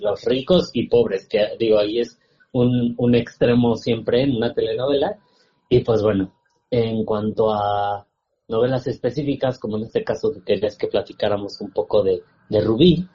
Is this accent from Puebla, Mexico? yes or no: yes; Sierra Norte de Puebla, Mexico; crecí en la Sierra Norte de Puebla